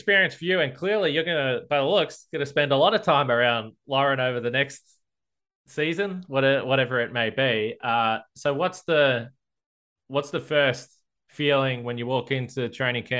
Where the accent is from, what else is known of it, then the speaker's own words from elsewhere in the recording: Geelong, Victoria, Australia; I'm from Geelong